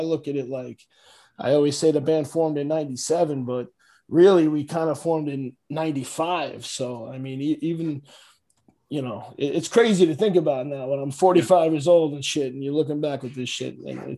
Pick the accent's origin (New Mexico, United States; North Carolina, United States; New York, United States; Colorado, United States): New York, United States; New York City; I'm from Staten Island, but hey, that's what happens. When you're born there